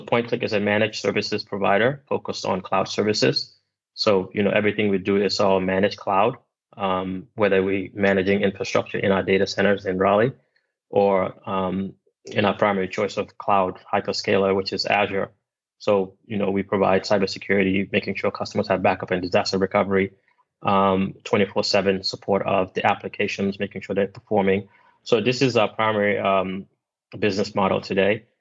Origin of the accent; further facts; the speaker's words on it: Gambia; moved away; I'm originally from Gambia, which is in West Africa